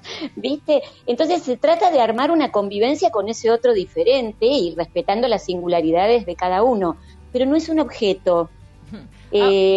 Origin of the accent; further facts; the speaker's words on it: Argentina; yo soy argentina